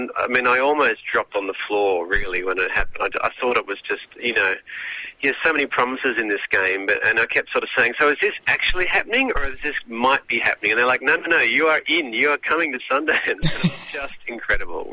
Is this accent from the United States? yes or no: no; Sydney, New South Wales, Australia; I'm from Sydney. You know, I grew up on the North Shore of Sydney.